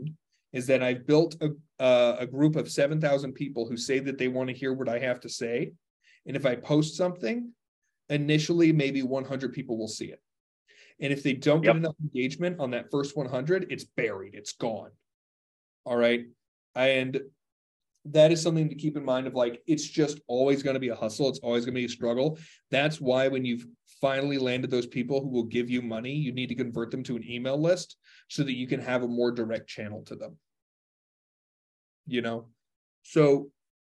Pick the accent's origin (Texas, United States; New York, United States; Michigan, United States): Texas, United States; I'm a Texan. Interrupting is part of conversation where I come from.